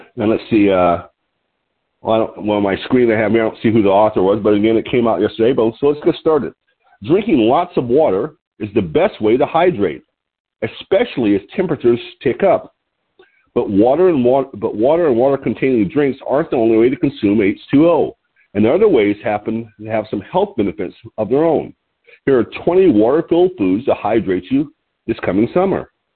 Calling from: Lompoc, California, United States

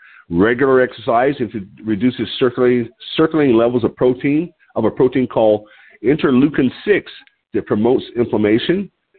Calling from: Lompoc, California, United States; I'm your host today. I'm calling in from Lompoc, California, which sits about 54 miles north of Santa Barbara on the central coast of California.

